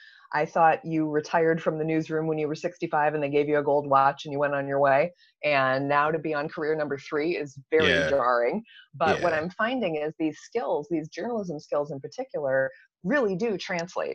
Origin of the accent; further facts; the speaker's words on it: East Lansing, Michigan, United States; I grew up in East Lansing and went to LCC and Michigan State